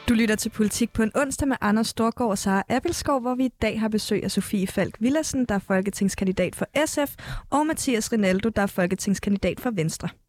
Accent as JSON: {"language": "Danish", "area": "Fejø", "region": "Zealand", "country": "Denmark", "tie": "born or raised there", "also_born_or_lived": "Lolland", "said": "jeg er vokset op på Fejø. Jeg er gået i sko- folkeskole på Lolland"}